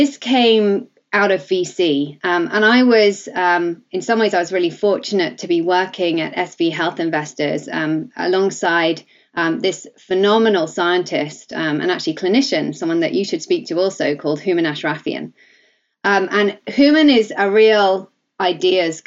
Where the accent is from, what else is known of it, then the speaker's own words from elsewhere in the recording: Surrey, South East England, United Kingdom; accent: English; as you can probably hear, I'm English. I'm kind of born and bred Surrey girl